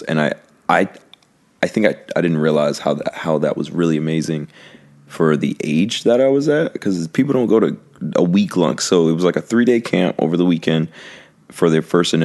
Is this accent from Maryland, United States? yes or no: yes; Prince George's County, Southern Maryland, United States; now in Los Angeles, United States; I'm from Southern Maryland, Prince George's County, PG County.